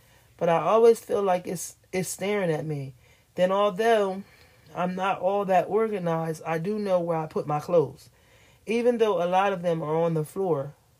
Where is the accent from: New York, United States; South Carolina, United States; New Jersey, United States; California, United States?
California, United States; Sacramento; I grew up in Sacramento and was living in the Creekside Apartments with my mom and sister.